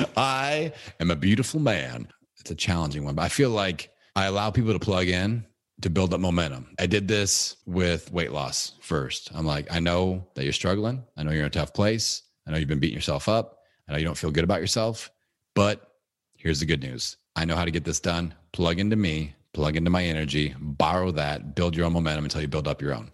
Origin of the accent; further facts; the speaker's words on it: Bloomington, Indiana, United States; It's in Bloomington, Indiana, my hometown